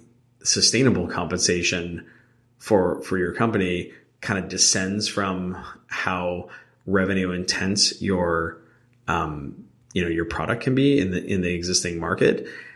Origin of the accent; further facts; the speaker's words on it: New Jersey, United States; I'm actually from Jersey, too.